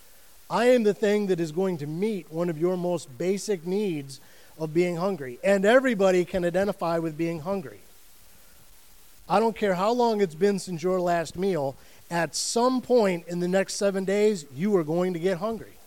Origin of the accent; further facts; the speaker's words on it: United States; I am an American